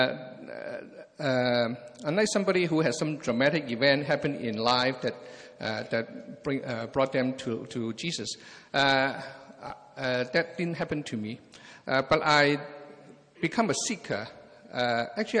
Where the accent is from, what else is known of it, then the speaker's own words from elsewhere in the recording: Hong Kong; moved away as an adult; also born or lived in England / Anaheim, California; now in California, United States; I was born and raised in Hong Kong